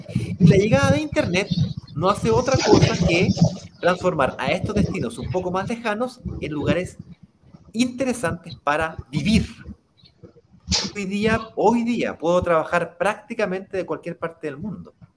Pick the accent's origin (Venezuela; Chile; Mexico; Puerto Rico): Chile; Chile, que es de donde yo soy originalmente